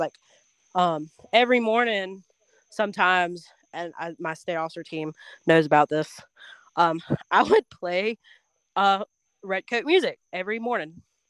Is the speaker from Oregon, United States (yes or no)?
no; Georgia, United States; I root for UGA because it's one, it's my home state.